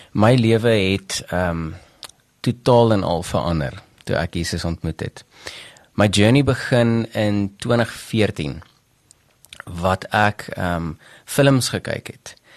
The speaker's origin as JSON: {"language": "Afrikaans", "town": "Bethal", "region": "Mpumalanga", "country": "South Africa", "tie": "born or raised there", "also_born_or_lived": "Delmas / Pretoria", "said": "ek het grootgeword maar in 'n klein dorpie met die naam Bethel"}